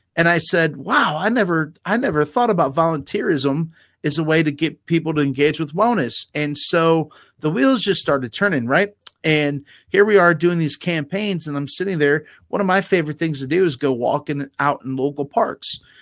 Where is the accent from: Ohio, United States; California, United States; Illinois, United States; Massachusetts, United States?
Ohio, United States; Garrettsville; I grew up in Garrettsville